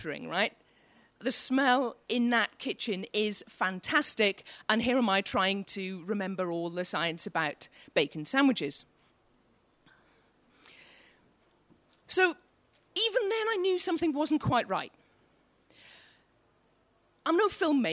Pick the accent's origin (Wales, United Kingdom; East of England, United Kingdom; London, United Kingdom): Wales, United Kingdom; Welsh; now in Newcastle upon Tyne, United Kingdom; I'm Welsh